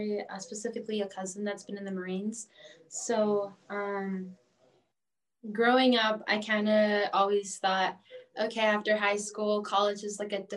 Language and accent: English; Wheeling, Illinois, United States; I've lived in Wheeling pretty much my whole life